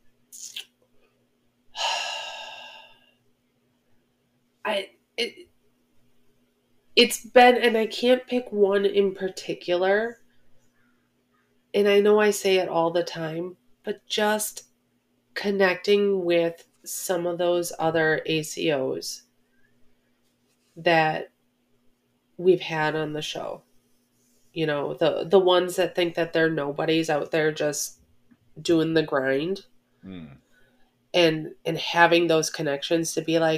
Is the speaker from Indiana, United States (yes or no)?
no; Wisconsin, United States; We're from Wisconsin